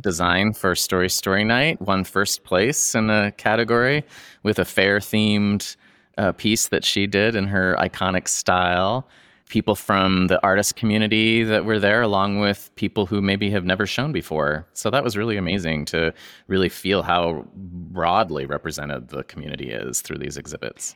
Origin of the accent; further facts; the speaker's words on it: Boise, Idaho, United States; moved away as an adult; before I moved away from Boise. And, uh, I think I was a high school student.